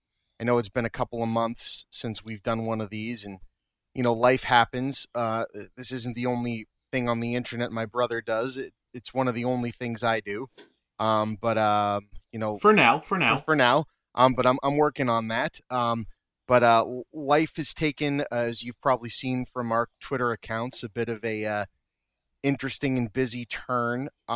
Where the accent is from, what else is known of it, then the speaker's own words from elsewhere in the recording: Lynn, Massachusetts, United States; we're a very close family. We grew up in Lynn, Massachusetts, mm-hmm. which is yeah. where I live.